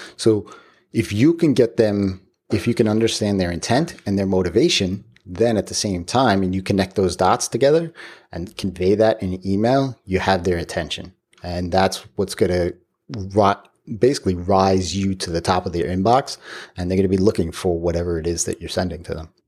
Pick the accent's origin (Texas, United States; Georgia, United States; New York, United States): New York, United States; Long Island; I grew up on Long Island.